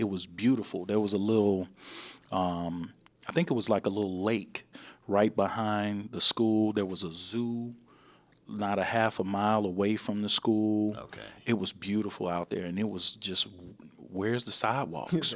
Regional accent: Chicago, Illinois, United States; originally, I'm from Chicago

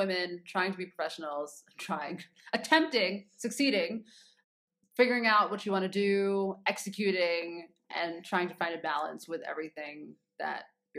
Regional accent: United States; moved away as an adult; now in Nairobi, Kenya; being an American of African origin and African parentage, and now being on the continent, actually living here day to day

